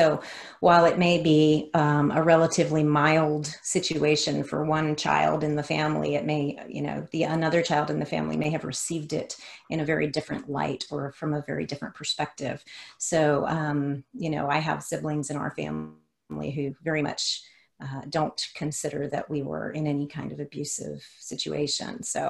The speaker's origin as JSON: {"language": "English", "region": "the South", "country": "United States", "tie": "born or raised there", "accent": "Southern drawl", "said": "I grew up in Hispanic culture. I grew up in the South, so it was a very weird mix of being Hispanic and also Southern. I had a Southern drawl back then."}